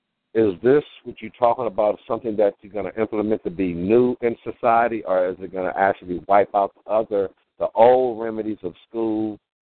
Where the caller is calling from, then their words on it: Los Angeles, California, United States; I am calling from Los Angeles